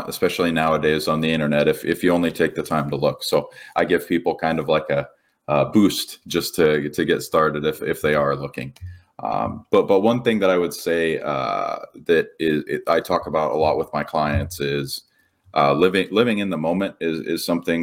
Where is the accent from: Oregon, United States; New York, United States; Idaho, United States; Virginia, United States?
Idaho, United States; Coeur d'Alene; I was born in Coeur d'Alene, Idaho.